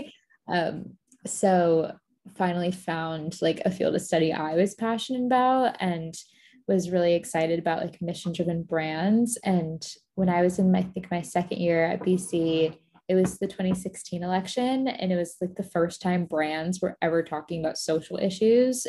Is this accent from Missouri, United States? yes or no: no; Florida, United States; moved away as an adult; also born or lived in Boston; I grew up in Florida